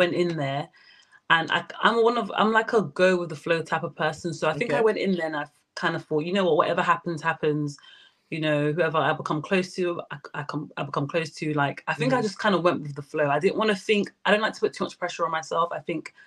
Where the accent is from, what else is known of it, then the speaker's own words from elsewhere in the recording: London, United Kingdom; I'm from London